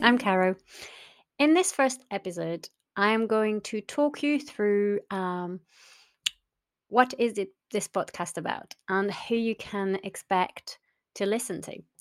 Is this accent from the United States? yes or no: no; France; also born or lived in North West England; now in Southwest Scotland, United Kingdom; originally I'm from France